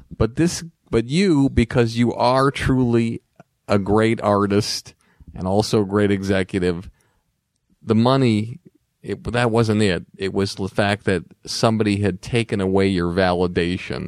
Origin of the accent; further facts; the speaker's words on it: Longmeadow, Massachusetts, United States; Growing up in Long Meadow